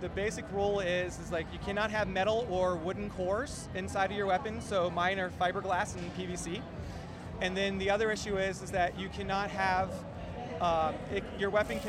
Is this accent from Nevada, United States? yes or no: yes; Las Vegas, Nevada, United States; I'm actually from Las Vegas, and I came up here specifically for FantasyCon.